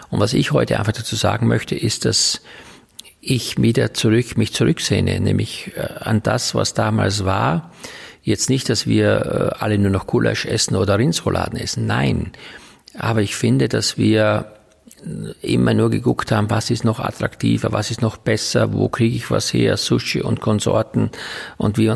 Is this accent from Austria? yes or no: yes; Styria, Austria; Ja, ich komme gebürtig aus der Oststeiermark. Das ist also ein kleiner Teil der Steiermark im Osten sozusagen. Äh, und dort bin ich auf einem Bauernhof groß geworden